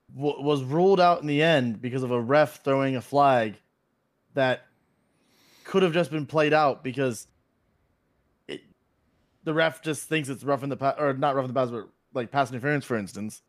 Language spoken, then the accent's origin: English; Florida, United States; born and raised in Florida, uh, still in Florida